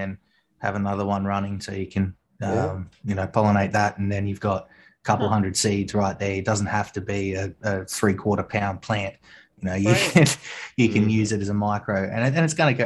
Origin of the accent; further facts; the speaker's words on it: Australia; accent: Australian; my Australian accent